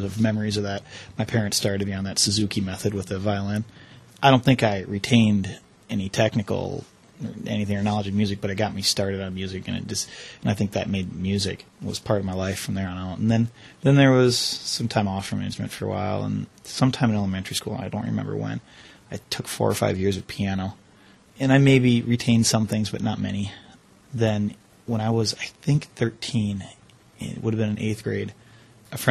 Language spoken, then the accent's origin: English; Chippewa Falls, Wisconsin, United States; I grew up in Chippewa, and I've lived sort of in town my whole life